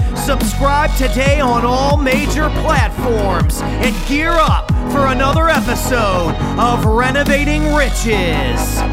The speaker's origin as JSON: {"language": "English", "town": "Baytown", "region": "Texas", "country": "United States", "also_born_or_lived": "Austin", "moved": "yes", "said": "I'm from Baytown"}